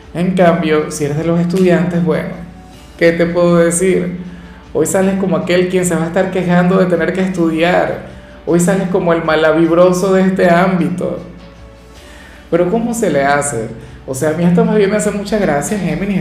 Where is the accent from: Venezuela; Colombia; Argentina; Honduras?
Venezuela; acá en Venezuela